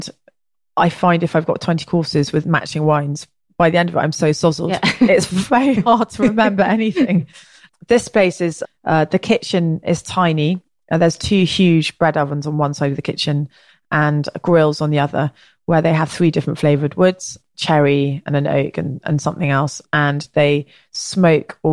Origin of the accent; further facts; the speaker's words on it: England, United Kingdom; accent: English; also born or lived in Ireland / Oaxaca; my English accent